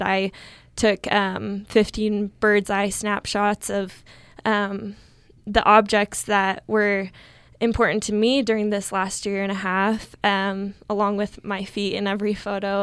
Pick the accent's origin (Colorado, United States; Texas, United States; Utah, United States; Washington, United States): Utah, United States; Riverton; also born or lived in Logan, Utah; I'm from Riverton, Utah